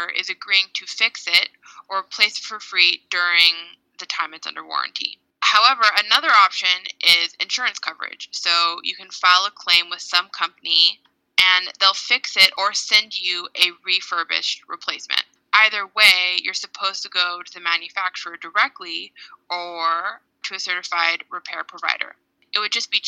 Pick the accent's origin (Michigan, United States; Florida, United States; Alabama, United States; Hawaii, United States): Hawaii, United States; moved away; also born or lived in Oregon; I'm originally from Hawaii